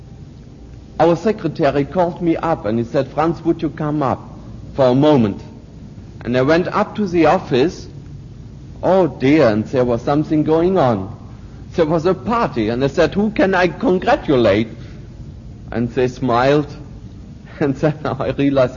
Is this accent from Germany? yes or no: yes; Germany; moved away as an adult; I, of course, have been growing up in Nazi Germany